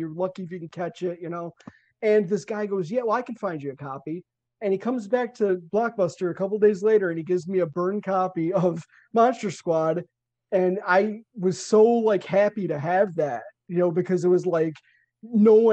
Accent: Chicago, Illinois, United States; I'm from Chicago

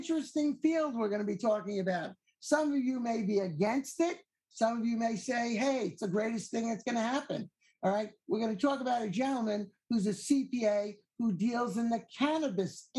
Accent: Long Island, New York, United States; now in Maryland, United States; I was born and raised in New York, Long Island

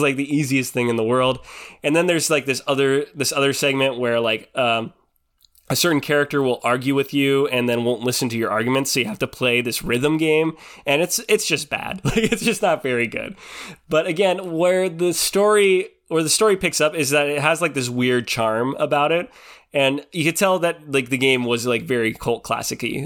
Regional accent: Pacific Northwest, United States; I grew up in the Pacific Northwest

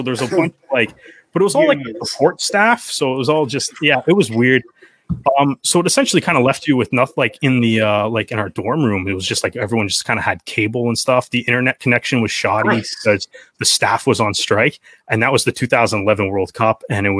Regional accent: Oshawa, Ontario, Canada; also born or lived in Brampton; Yeah, like I'm from Oshawa originally, moved, and I've kind of moved around a little bit. But when I was in high school, I was actually in Brampton.

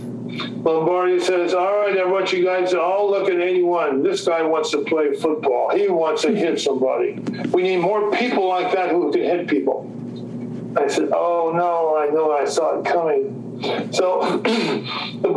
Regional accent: Los Angeles, California, United States; moved away as an adult; also born or lived in Utah; I'm from Los Angeles, reared in Los Angeles

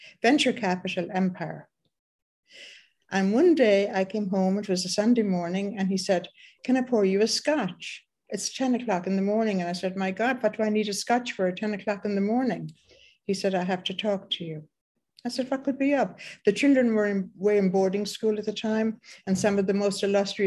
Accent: Ireland; I was born in Ireland, and by the time I was 21

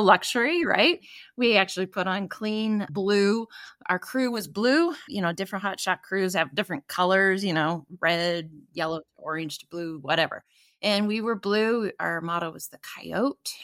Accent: Newport, Oregon, United States; I was born on the Oregon coast in Newport, Oregon, on the Pacific

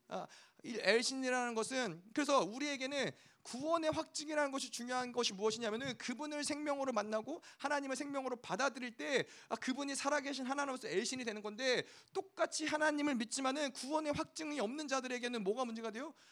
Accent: South Korea; 우리가 어, 한국에서 왔으니까

